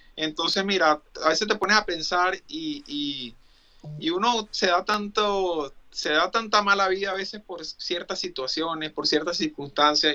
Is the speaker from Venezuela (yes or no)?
yes; Venezuela; moved away as an adult; also born or lived in Dublin / Mexico; now in United States; yo quiero regresar a Venezuela